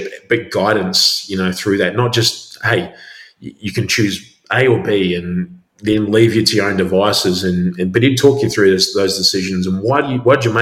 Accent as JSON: {"language": "English", "country": "New Zealand", "tie": "born or raised there", "also_born_or_lived": "Christchurch", "moved": "as an adult", "lives_now": "Albury, Australia", "said": "growing up in New Zealand, had a pretty rough upbringing"}